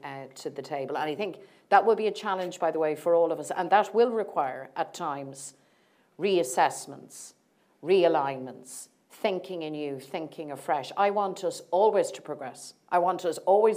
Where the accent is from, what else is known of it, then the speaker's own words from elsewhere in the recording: Ireland; as Irish people